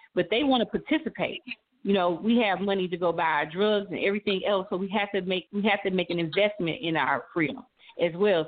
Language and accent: English; St. Louis, Missouri, United States; I grew up in St. Louis, Missouri, um, born and raised